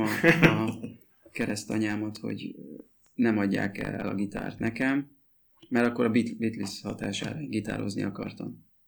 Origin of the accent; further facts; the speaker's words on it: Mezőtúr, Jász-Nagykun-Szolnok, Hungary; moved away as an adult; mi mezőtúriak vagyunk egyébként, és e, ott nőttünk fel, 18, én 18 éves koromig ott éltem.